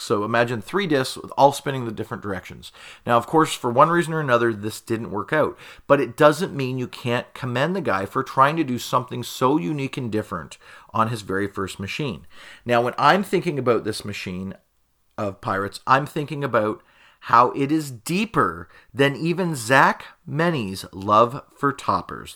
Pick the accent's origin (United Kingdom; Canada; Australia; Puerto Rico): Canada; that's how we would pronounce it here in Canada. And of course, I'm Canadian